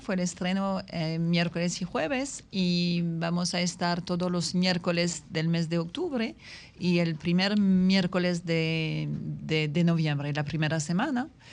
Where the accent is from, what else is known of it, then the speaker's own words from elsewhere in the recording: Paris, Île-de-France, France; Spanish is a second language; moved away as an adult; also born or lived in Las Terrenas, Dominican Republic; now in Dominican Republic; yo soy from, from Paris